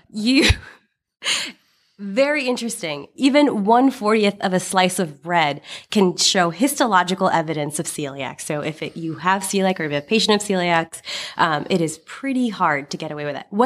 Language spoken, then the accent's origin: English; India; English is a second language; Particularly being Indian, uh, actually the case that they used was of an Indian person